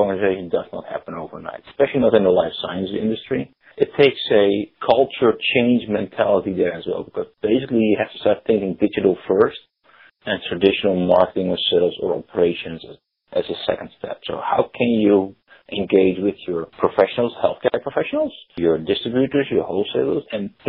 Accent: Netherlands; accent: Dutch; English is a second language; moved away as an adult; now in United States; I still have a slight Dutch accent. Born and raised in the Netherlands many, many years ago, living in the US for 11 years.

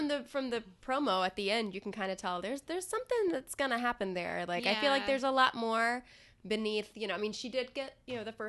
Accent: the South, United States; I'm from the South.

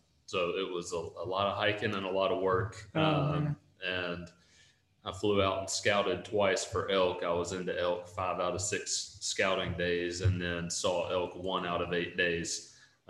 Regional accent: Northeast Mississippi, United States; I grew up in Northeast Mississippi

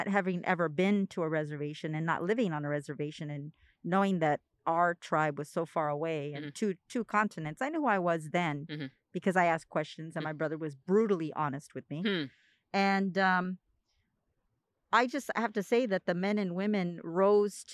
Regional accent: San Pedro, California, United States; also born or lived in San Diego; I was born in San Diego, but raised in Pedro. Well, San Pedro, but we call it Pedro

